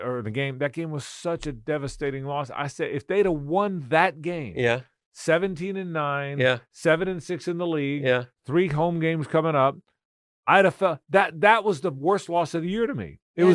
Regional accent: Florida, United States; I said, Peyton, I'm from Florida.

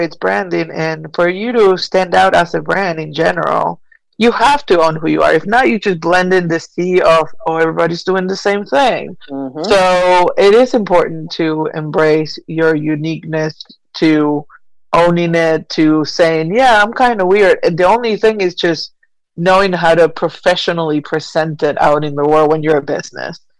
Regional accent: Buenos Aires, Argentina; now in Asheville, United States; I was born and raised in Argentina. I've made my way to the U.S. with my family and long, many, many, many moons ago, and eventually ended up here in Western North Carolina in Asheville.

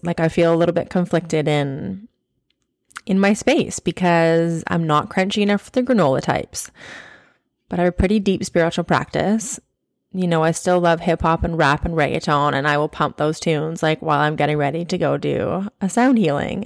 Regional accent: Okanagan, British Columbia, Canada; moved away as an adult; now in New Zealand; we were raised as teenagers in the Okanagan, which is, if you're not from Canada or you're not from B C, it is in the interior of British Columbia.

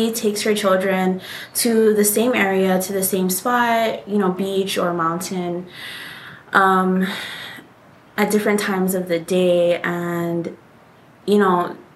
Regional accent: Hawaii, United States; we are Hawaiian. We graduated from an all-Hawaiian private school here in Hawaii

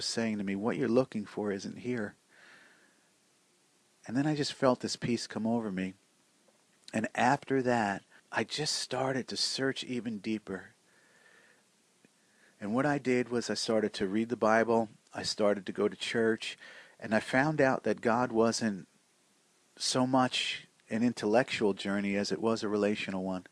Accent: Newark, New Jersey, United States; also born or lived in Irvington, New Jersey; I grew up in Newark and Irvington, pretty much Essex County urban area, and kind of a city kid.

